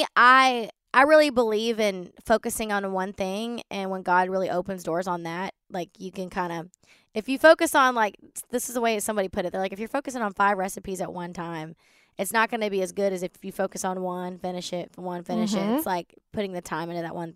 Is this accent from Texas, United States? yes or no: yes; Baytown, Texas, United States; So I grew up in Baytown, which is outside of Houston.